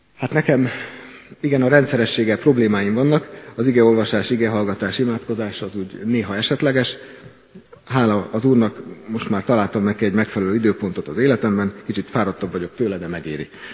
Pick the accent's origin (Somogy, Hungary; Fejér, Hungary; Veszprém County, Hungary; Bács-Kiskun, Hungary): Bács-Kiskun, Hungary; Kecskemét; Kecskeméti vagyok, ennek a gyülekezetnek presbitere